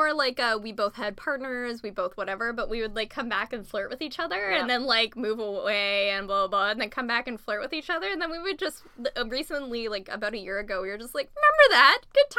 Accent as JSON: {"language": "English", "region": "Ontario", "country": "Canada", "said": "it was in Toronto, because I'm from Ontario."}